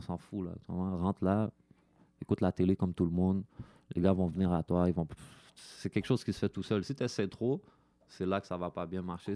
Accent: Quebec, Canada; moi, je suis québécois, je m'associe au Québécois

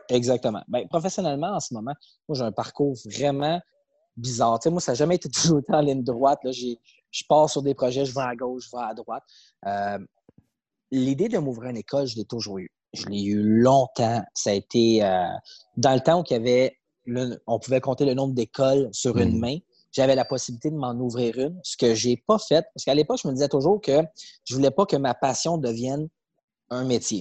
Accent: Saint-Eustache, Quebec, Canada; je grandissais à Saint-Eustache

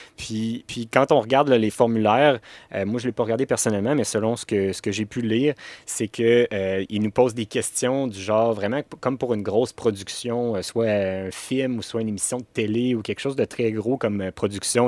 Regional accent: Canada; on est Canadien

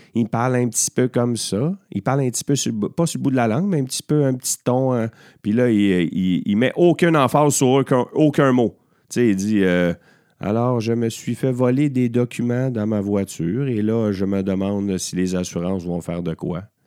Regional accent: Beauharnois, Quebec, Canada; also born or lived in Châteauguay; mon village natal, à Beauharnois

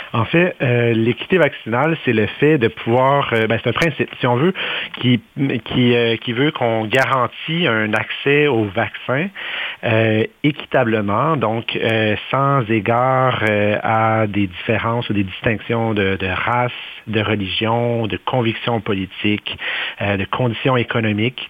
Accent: Canada; chez nous au Canada

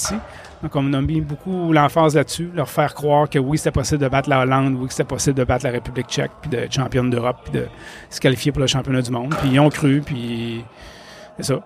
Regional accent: Quebec City, Quebec, Canada; je viens de Québec

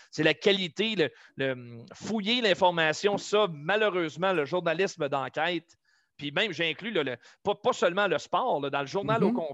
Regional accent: Victoriaville, Quebec, Canada; moved away as an adult; on est originaire de Victo. Beaucoup plus de gens de Victo allaient voir les Nordiques que le Canadien à l'époque. On est, on est plus du côté de Québec que de Montréal.

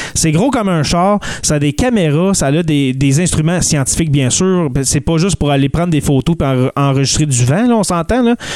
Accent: Abitibi, Quebec, Canada; On vient de l'Abitibi les deux

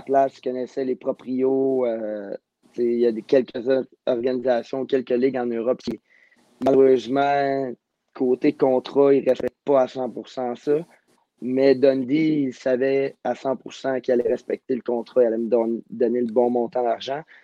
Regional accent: Montreal, Quebec, Canada; je viens, je viens de Montréal

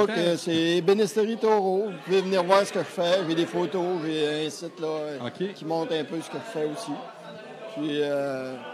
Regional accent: Ragueneau, Quebec, Canada; je viens, je suis natif de Regno.

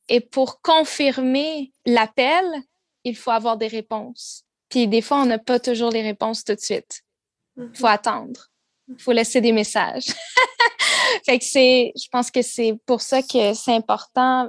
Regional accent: South Shore of Montreal, Quebec, Canada; also born or lived in Vancouver; j'ai grandi euh, sur la rive sud de Montréal

